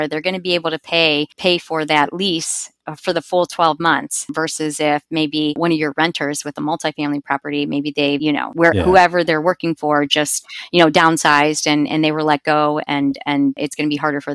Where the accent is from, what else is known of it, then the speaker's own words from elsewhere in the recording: Cincinnati, Ohio, United States; I'm from Cincinnati, Ohio, so I'm a Buckeyes fan